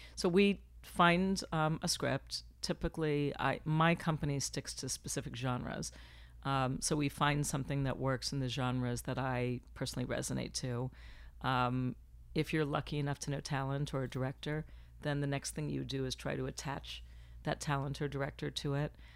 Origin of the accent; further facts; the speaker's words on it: Florida, United States; moved away as an adult; now in Los Angeles, United States; I was born in Florida, so I just dropped the F, came to L A, and here I've been for twenty-three years